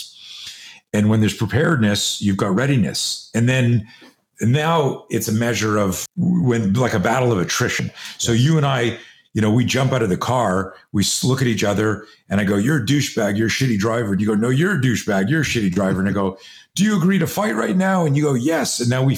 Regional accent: Canada; now in United States; I grew up in Canada. I'm a US citizen now. I live in the States, but I grew up in Canada

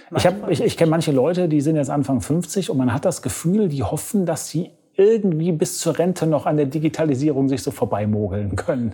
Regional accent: Germany; als Deutscher

